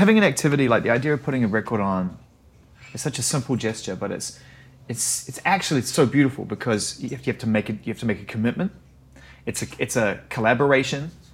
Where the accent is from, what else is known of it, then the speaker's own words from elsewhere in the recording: New Zealand; now in Los Angeles, United States; I'm a Kiwi eighties kid